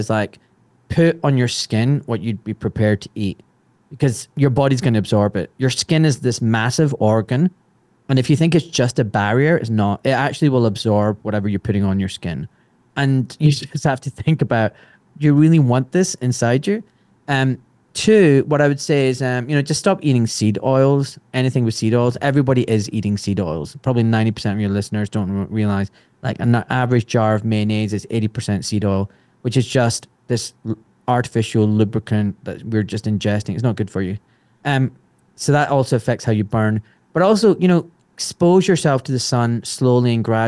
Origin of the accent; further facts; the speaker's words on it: Glasgow, Scotland, United Kingdom; I grew up in Glasgow and the only brown kid in school